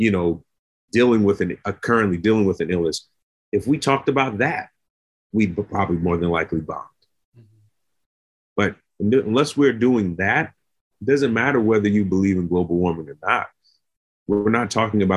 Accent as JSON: {"language": "English", "country": "United States", "said": "as an American"}